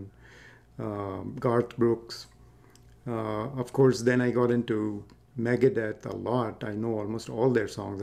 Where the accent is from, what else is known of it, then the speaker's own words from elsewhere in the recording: South India, India; now in United States; I grew up in India, so we listened, when I was growing up, it was Indian film music